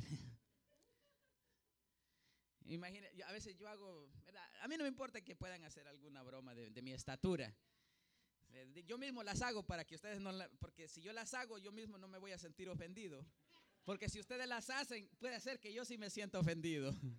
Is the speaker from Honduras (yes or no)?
yes; Honduras; yo soy hondureño